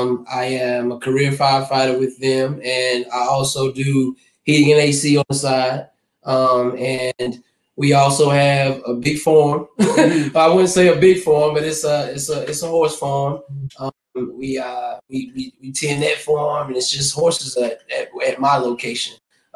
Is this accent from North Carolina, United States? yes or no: yes; Zebulon, North Carolina, United States; everybody. I am from Zebulon, North Carolina.